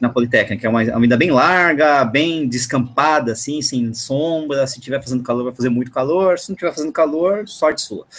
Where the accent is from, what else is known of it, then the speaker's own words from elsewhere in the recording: São Paulo, Brazil; eu sou daqui de São Paulo